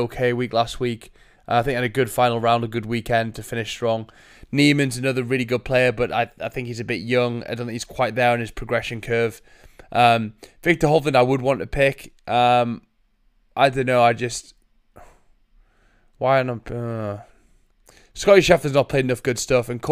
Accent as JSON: {"language": "English", "region": "England", "country": "United Kingdom", "said": "I'm English."}